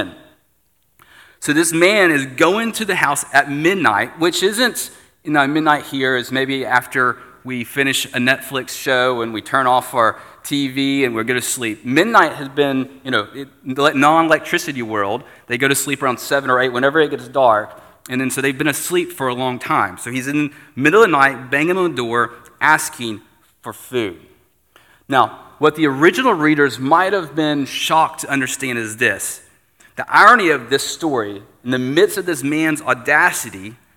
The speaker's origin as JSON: {"language": "English", "country": "United States", "said": "as an American"}